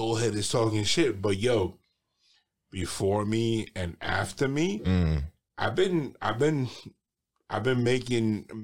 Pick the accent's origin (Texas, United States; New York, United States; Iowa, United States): New York, United States; New York City; I grew up in a small neighborhood in Brooklyn called Sunset Park